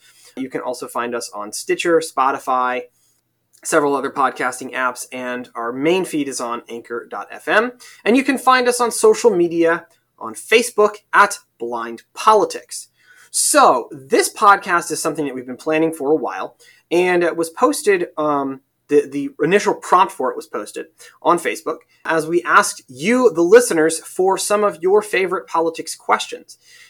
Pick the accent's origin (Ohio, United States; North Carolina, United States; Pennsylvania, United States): Pennsylvania, United States; Carlisle; my dad served in the military. I grew up in Carlisle, Pennsylvania, which is a military town. The U.S. Army War College is there.